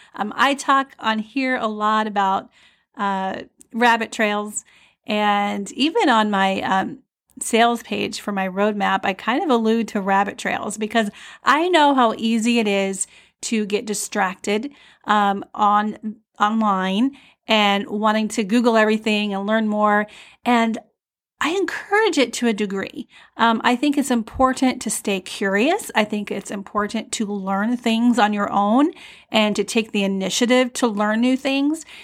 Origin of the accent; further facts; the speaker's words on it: Iowa, United States; moved away; I grew up in Iowa, but then I went away, and then I'm new to this area of Iowa